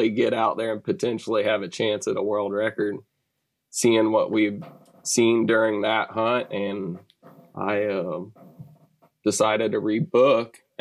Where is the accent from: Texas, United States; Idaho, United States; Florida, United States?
Texas, United States; Sugar Land; also born or lived in Brookshire, Texas; I grew up in Sugar Land, kind of west of Houston, and now I'm a little bit further west of that in Brookshire area